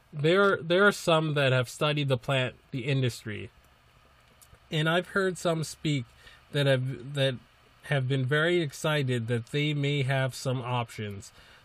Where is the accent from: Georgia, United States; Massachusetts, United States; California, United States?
Massachusetts, United States; my home state of legal Massachusetts